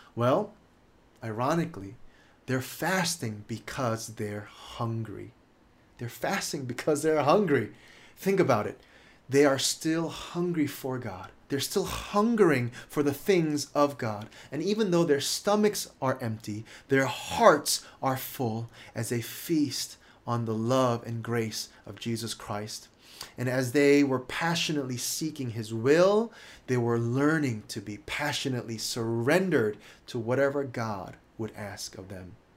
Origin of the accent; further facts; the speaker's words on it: United States; a Korean American married to a Chinese Indonesian